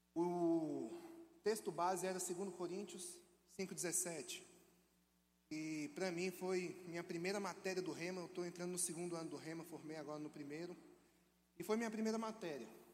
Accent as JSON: {"language": "Portuguese", "town": "Brasília", "region": "Federal District", "country": "Brazil", "tie": "born or raised there", "also_born_or_lived": "Minas Gerais", "moved": "as an adult", "lives_now": "Belo Horizonte, Brazil", "said": "Sou natural de Brasília"}